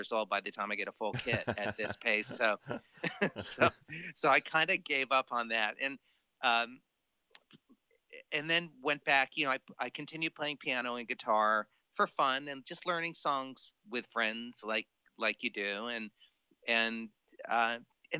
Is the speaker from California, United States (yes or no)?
no; Miami, Florida, United States; moved away as an adult; also born or lived in Boston / Los Angeles; born and raised in Miami